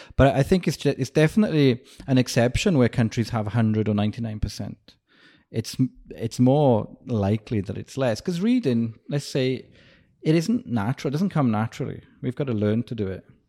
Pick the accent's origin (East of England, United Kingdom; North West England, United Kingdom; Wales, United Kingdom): Wales, United Kingdom; moved away; I grew up in Wales and it's next to England